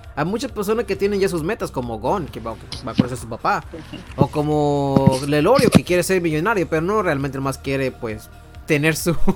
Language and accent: Spanish; Tijuana, Baja California, Mexico; Soy de Tijuana